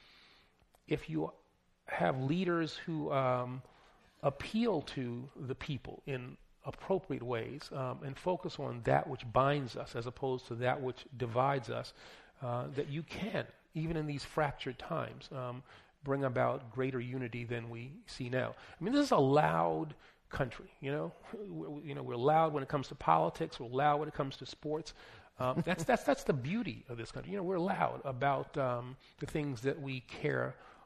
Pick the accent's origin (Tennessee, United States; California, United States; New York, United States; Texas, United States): New York, United States; New York City; also born or lived in Bronx; born in the Bronx, growing up in Queens, in New York City